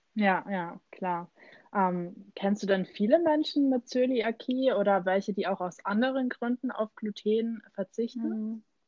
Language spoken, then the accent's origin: German; Germany; bei uns in Deutschland